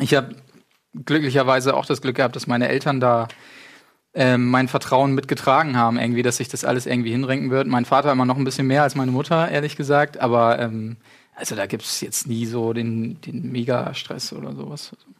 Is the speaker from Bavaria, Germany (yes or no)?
no; Achim, Lower Saxony, Germany; Gebürtig, äh, aus Achim